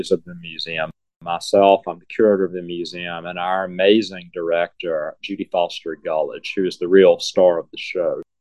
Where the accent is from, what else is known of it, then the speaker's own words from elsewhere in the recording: Selma, Alabama, United States; moved away as an adult; also born or lived in Charleston, South Carolina / Virginia; now in Mobile, United States; I'm from Selma, Alabama. I'm a black belt guy